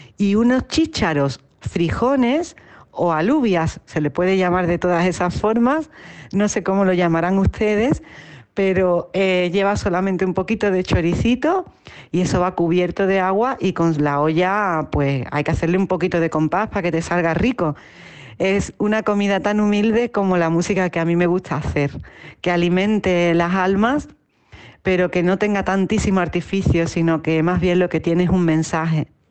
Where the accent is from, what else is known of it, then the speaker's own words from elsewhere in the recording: Utrera, Andalusia, Spain; now in Madrid, Spain; te hablo desde Madrid, que es el sitio donde vivo, aunque soy original de Utrera, un pueblecito del sur de Andalucía, al sur de España